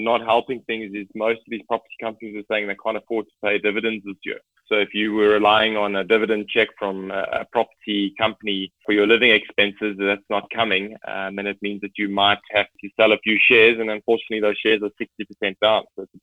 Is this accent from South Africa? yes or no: yes; South Africa; But it's great as a South African to have access to an increased range of products.